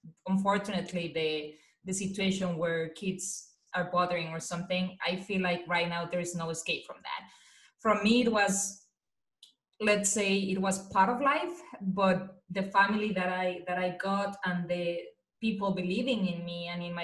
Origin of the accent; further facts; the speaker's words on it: Mexico; English is a second language; moved away as an adult; now in United States; I was born and raised in a very Mexican traditional family